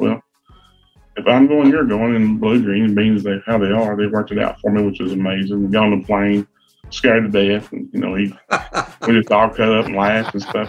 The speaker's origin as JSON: {"language": "English", "town": "Grundy", "region": "Virginia", "country": "United States", "said": "I come from Grundy, Virginia. It's a little coal mining town."}